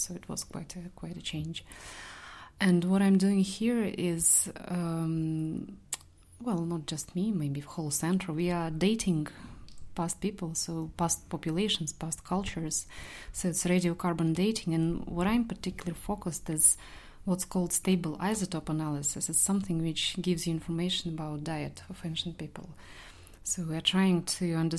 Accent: Saint Petersburg, Russia; moved away as an adult; now in Belfast, United Kingdom; I'm from St. Petersburg, I'm from Russia

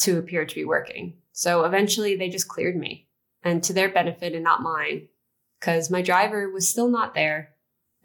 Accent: United States; I grew up in the United States

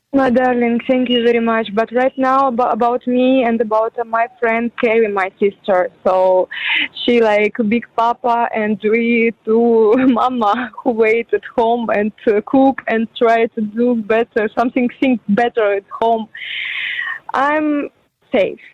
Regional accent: Ukraine; English is a second language; moved away as an adult; also born or lived in Kyiv, Ukraine; now in Dubai, United Arab Emirates; I'm not from Kiev. I'm from a small city, but more than 18 years before, I just come in Kiev

